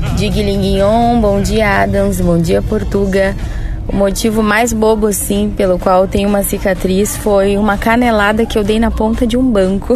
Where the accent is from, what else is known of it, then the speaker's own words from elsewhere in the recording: Santa Maria, Rio Grande do Sul, Brazil; Sou de Santa Maria